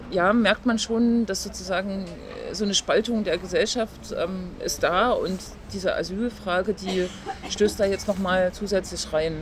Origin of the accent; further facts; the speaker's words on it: Leipzig, Saxony, Germany; Ich bin gebürtige Leipzigerin